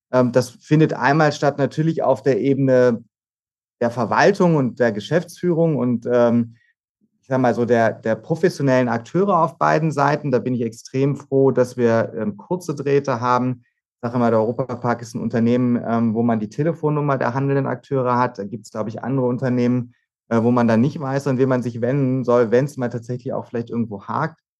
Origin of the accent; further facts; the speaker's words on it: Hannover, Lower Saxony, Germany; moved away as an adult; now in Freiburg, Germany; ich bin gebürtiges Nordlicht. Ich komme gar nicht ähm, äh, von Haus aus aus Südbaden, aus dem sonnigen Südbaden, sondern bin in Hannover geboren, habe da die ersten Jahre meines Lebens verbracht und bin dann ähm, zum Zivildienst und zum Studium nach Freiburg gegangen